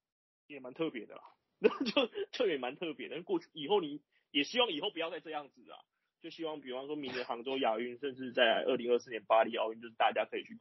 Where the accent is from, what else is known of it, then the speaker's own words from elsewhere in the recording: Taiwan; 就是我们台湾人嘛，